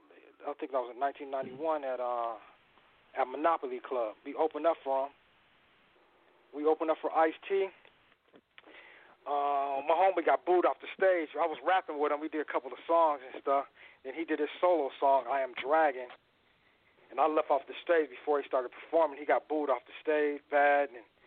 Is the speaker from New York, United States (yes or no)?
no; Riverside, California, United States; Yeah, I grew up with Rodney on Riverside, Riverside, California.